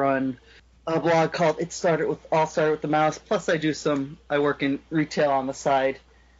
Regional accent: Wilkes-Barre-Scranton area, northeastern Pennsylvania, United States; I come from Pennsylvania, the northeastern part, Wilkes-Barre-Scranton area.

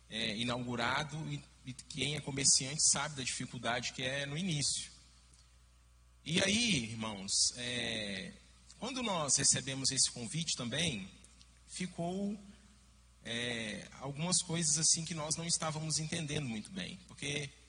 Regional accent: Minas Gerais, Brazil; E como bom mineiro, eu fiquei com o pé atrás.

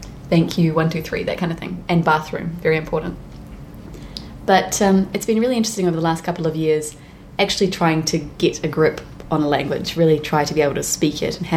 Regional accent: New Zealand; I'm from New Zealand

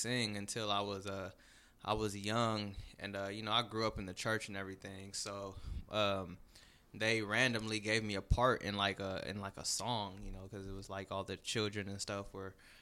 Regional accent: San Diego, California, United States; moved away as an adult; now in San Francisco Bay Area, United States; I'm from San Diego, California. I came up here to the Bay for college. Been up here for 8 years

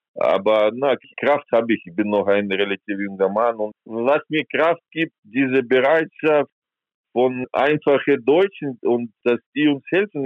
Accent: Kyiv, Ukraine; German is a second language; moved away as an adult; also born or lived in St. Petersburg, Russia / Donetsk, Ukraine; now in Germany; Ursprünglich komme ich aus der Ukraine, aus Kiew

